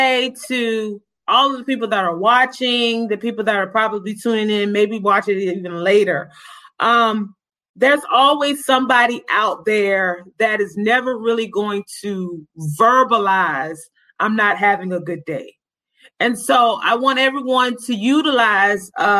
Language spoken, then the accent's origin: English; Orangeburg, South Carolina, United States; I'm from Orangeburg. I know people in this area